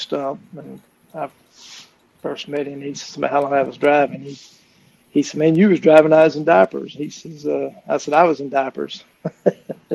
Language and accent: English; Florida, United States; I'm from Florida